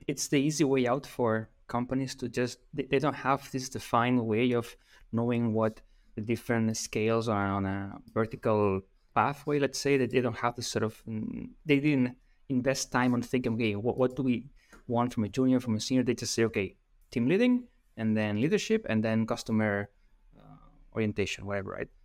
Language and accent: English; Spain; English is a second language; I'm from Spain